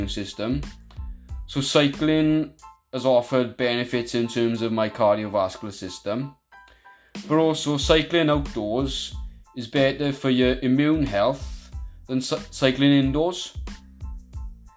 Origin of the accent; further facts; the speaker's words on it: Merthyr Tydfil, Wales, United Kingdom; I'm from Merthyr Tydfil